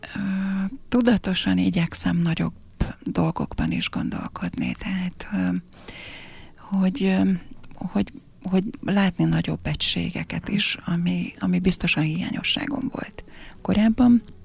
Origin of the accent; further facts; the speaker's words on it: Cece, Fejér, Hungary; also born or lived in Székesfehérvár; now in Pákozd, Hungary; cecei vagyok, cecei is maradok, tehát ez, ez, ez státusz